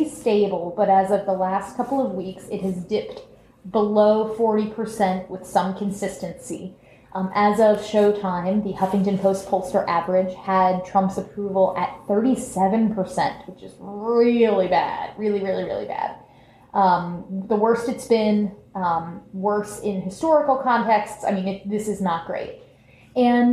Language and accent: English; Orlando, Florida, United States; I was growing up in Orlando